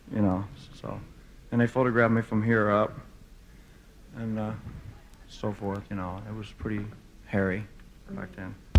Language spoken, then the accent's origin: English; Memphis, Tennessee, United States; Memphis. Memphis. Memphis. Yeah, let's go. That's my hometown.